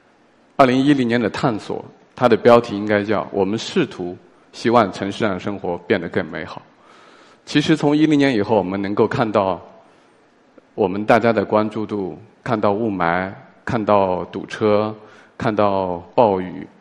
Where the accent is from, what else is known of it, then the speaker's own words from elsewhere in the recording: Tianyuan, China; moved away; 我的家乡叫田园镇